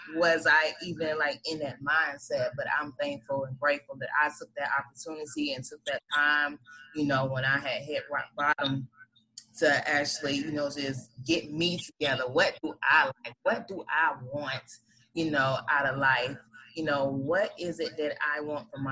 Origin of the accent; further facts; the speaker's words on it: Atlanta, Georgia, United States; I grew up on Bankhead too